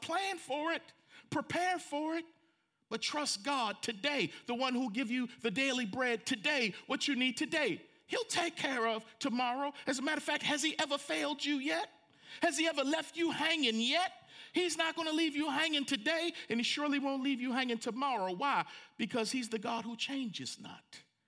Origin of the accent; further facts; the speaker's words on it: Franklin, Tennessee, United States; in my hometown of Franklin, Tennessee